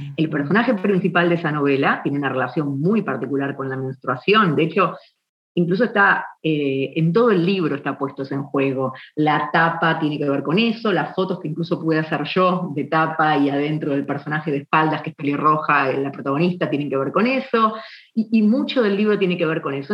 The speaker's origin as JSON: {"language": "Spanish", "region": "Buenos Aires", "country": "Argentina", "tie": "born or raised there", "also_born_or_lived": "San Juan, Argentina", "said": "soy originaria de Buenos Aires, que es la capital de Argentina. Nací en 1977"}